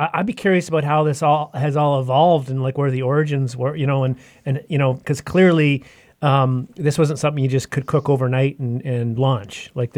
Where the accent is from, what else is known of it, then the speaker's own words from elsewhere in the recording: Yukon, Canada; I grew up in Northern Canada, in the Yukon, lots of forest fires up there, kind of very dry part of the world, arid